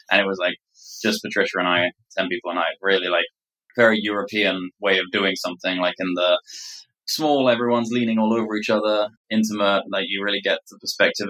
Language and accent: English; England, United Kingdom; moved away; my background being English